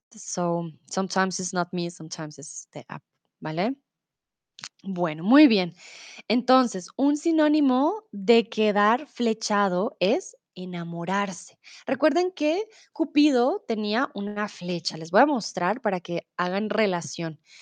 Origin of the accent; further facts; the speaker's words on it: Colombia; now in Germany; soy de Colombia, comúnmente vivo en Alemania